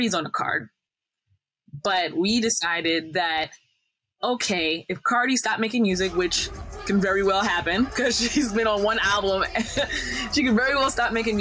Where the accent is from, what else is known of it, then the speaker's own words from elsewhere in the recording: Northeast, United States; we're from the Northeast, so Northeast kind of like slant